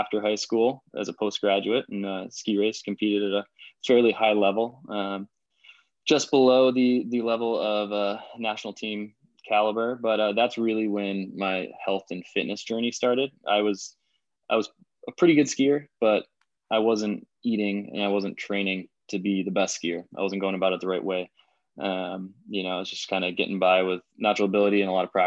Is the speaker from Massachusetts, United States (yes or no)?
yes; Massachusetts, United States; moved away as an adult; now in Madison, United States; I'm originally from Massachusetts. I'm a New Englander pretty much my whole life until a few years back